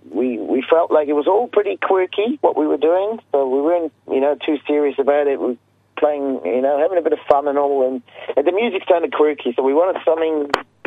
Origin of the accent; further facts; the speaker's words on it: Switzerland; moved away as an adult; now in New Zealand; I'm originally from Switzerland. That's where I was born, and that's where I left till was in my late 20s.